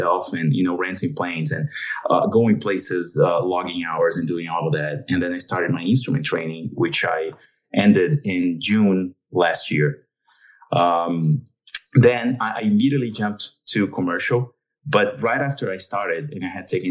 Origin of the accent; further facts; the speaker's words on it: São Paulo, Brazil; moved away as an adult; now in United States; My hometown is São Paulo, Brazil. That's where I grew up